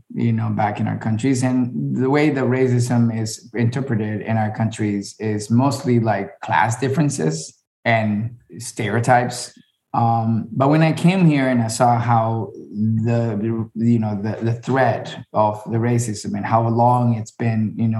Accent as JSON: {"language": "English", "town": "Miami", "region": "Florida", "country": "United States", "tie": "born there", "said": "and my dad is Venezuelan and raised in Colombia, and my mom is Colombian, raised in Colombia, and I was born in Miami, so it doesn't get more Latino than the household yesterday, you know?"}